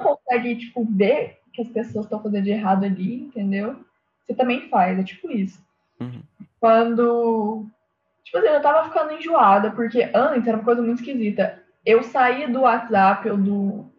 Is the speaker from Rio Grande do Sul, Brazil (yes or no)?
no; Minas Gerais, Brazil; accent: mineiro; eu falei bem mineiro agora